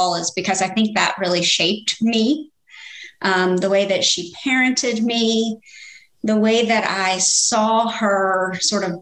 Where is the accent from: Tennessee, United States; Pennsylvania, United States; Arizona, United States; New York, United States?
Tennessee, United States; Memphis; I am originally from Memphis, Tennessee